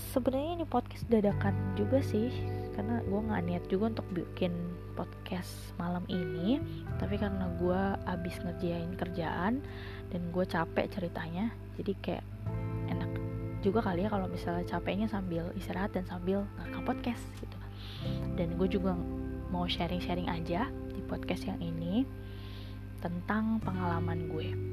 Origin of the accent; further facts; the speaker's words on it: Indonesia; kita lahir di Indonesia